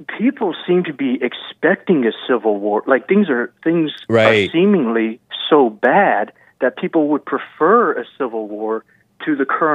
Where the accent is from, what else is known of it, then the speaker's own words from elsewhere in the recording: the South, United States; I'm a Southerner